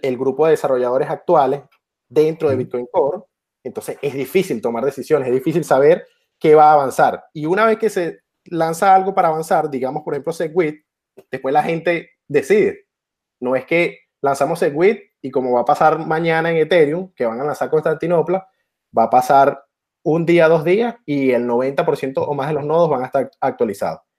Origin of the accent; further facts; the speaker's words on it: Venezuela; soy de Venezuela